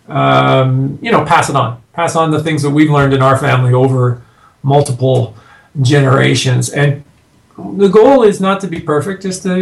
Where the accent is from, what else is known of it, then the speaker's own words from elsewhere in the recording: Canada; now in United States; I'm a Canadian living in the States now